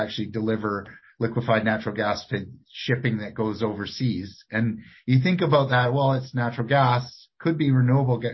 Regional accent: Victoria, British Columbia, Canada; when I was growing up in Victoria, we had industry in Victoria.

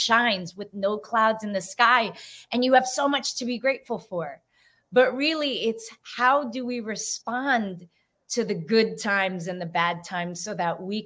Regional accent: San Francisco, California, United States; I'm first generation, born and raised in San Francisco

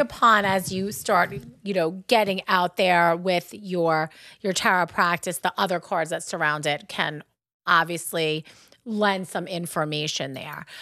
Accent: Long Island, New York, United States; accent: Long Island; That's my Long Island accent. We say penne vaca

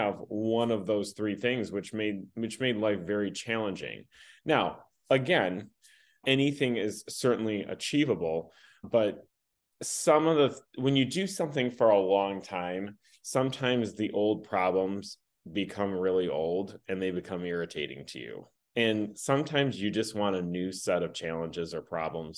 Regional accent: Michigan, United States; I've been born and raised in Michigan

